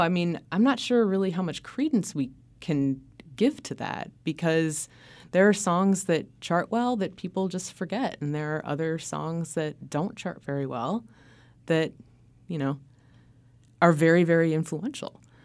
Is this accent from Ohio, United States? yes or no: yes; Cleveland, Ohio, United States; I grew up in Cleveland, Ohio